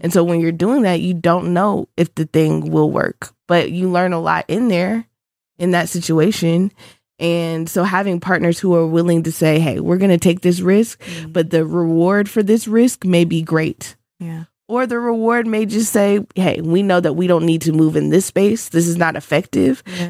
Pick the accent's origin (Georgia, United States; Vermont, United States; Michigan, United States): Georgia, United States; Augusta; I'm from Augusta, Georgia, so a Georgia native.